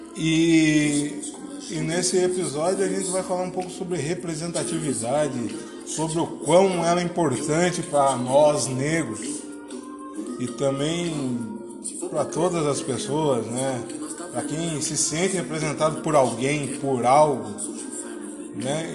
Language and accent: Portuguese; Tatuí, São Paulo, Brazil; also born or lived in Piracicaba; Eu nasci em Piracicaba, mas moro em Tatuí